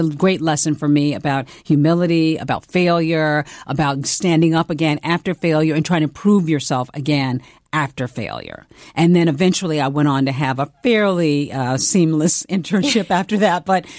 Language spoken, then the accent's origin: English; the South, United States; accent: Southern; I just was determined to like lose my Southern accent. So I worked on that myself.